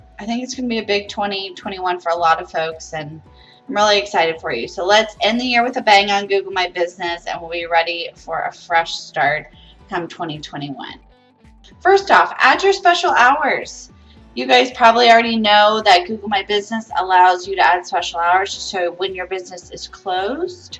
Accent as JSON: {"language": "English", "region": "Ohio", "country": "United States", "tie": "born or raised there", "moved": "yes", "lives_now": "Florida, United States", "said": "Growing up in Ohio"}